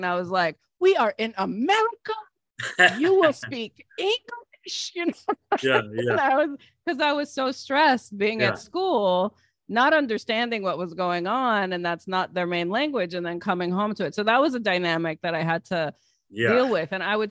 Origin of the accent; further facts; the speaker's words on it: East Coast, United States; So I was raised here on the East Coast mainly